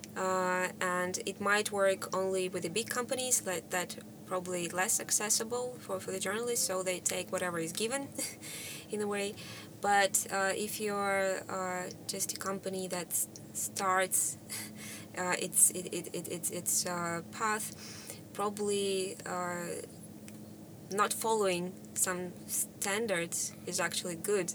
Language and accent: English; Russia; moved away; originally from Russia